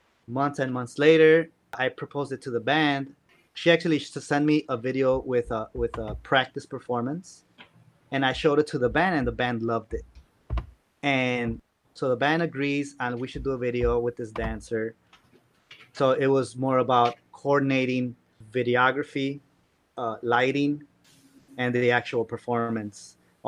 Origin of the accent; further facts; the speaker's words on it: Chicago, Illinois, United States; Anywhere in the world, they ask me where you're from. I'm from Chicago.